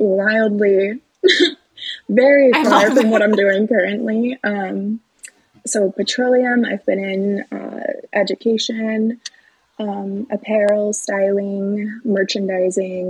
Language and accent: English; Batavia, Illinois, United States; also born or lived in Carbondale, Illinois; I grew up in Batavia